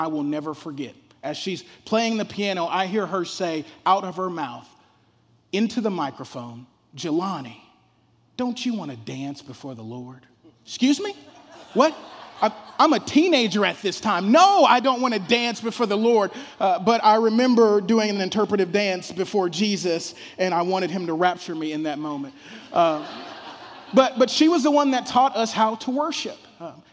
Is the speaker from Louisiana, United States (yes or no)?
yes; Shreveport, Louisiana, United States; I grew up down south in Shreveport, Louisiana.